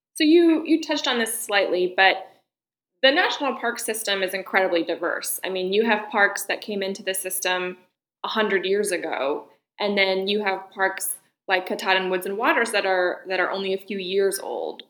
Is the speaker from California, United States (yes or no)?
no; Cumberland, Maine, United States; I grew up in Cumberland, Maine